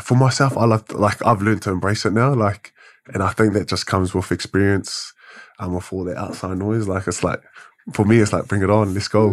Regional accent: Wellington, New Zealand; Born and bred in Wellington

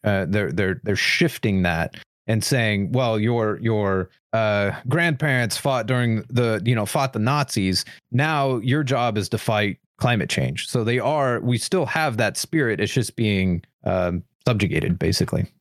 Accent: United States; as an American

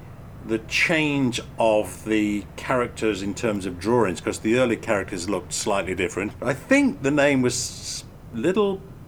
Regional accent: England, United Kingdom; my childhood growing up in England

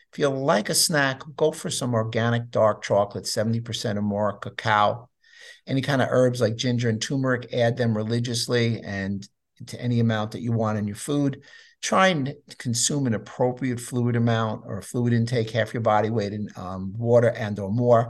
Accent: New York City, New York, United States; I grew up in New York City

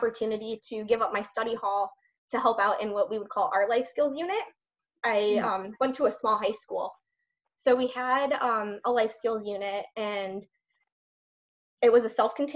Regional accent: Chicago, Illinois, United States; moved away as an adult; now in Texas, United States; I'm from Chicago, Illinois originally. I moved to Texas for a teaching position

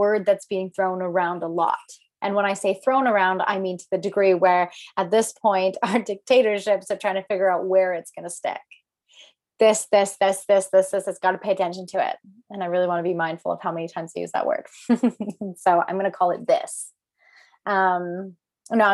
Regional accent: Alberta, Canada; I am from Alberta, Canada

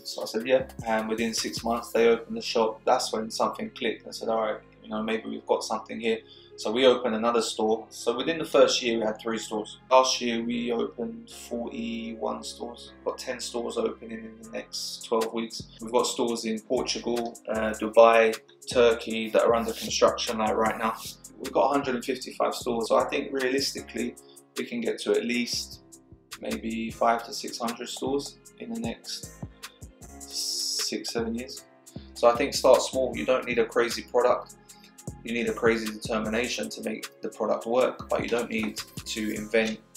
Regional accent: London, United Kingdom; moved away as an adult; now in Surrey, United Kingdom; I grew up in South London, in Mitcham, and lived there till I was about 19, 20

